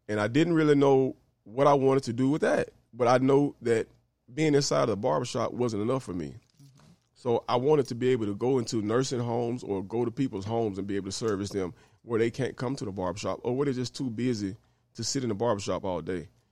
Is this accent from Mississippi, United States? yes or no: yes; Greenville, Mississippi, United States; now in Memphis, United States; I'm originally from Greenville, Mississippi